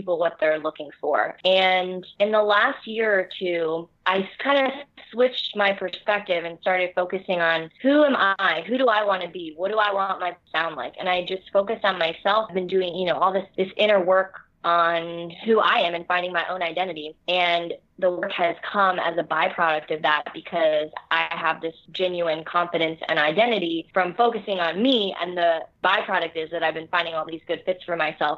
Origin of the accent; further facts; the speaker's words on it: South Florida, United States; now in Philadelphia, United States; I grew up in South Florida